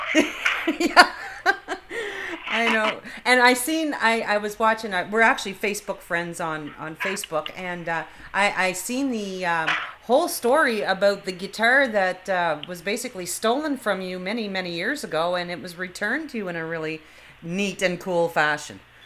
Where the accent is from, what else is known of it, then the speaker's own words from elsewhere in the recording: Fredericton, New Brunswick, Canada; moved away as an adult; now in Brampton, Canada; Fredericton, New Brunswick, because that's where I'm originally from